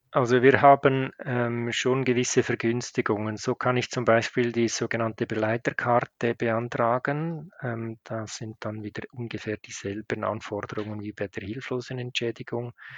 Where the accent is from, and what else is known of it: Switzerland